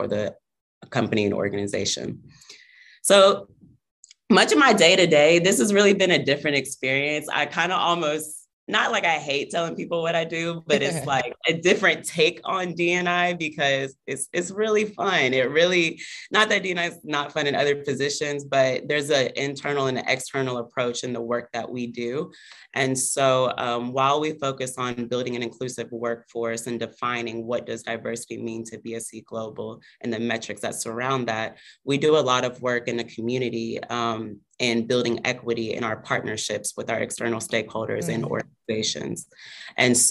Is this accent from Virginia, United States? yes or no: no; Texas, United States; moved away as an adult; now in Brooklyn, United States; I'm actually originally from Texas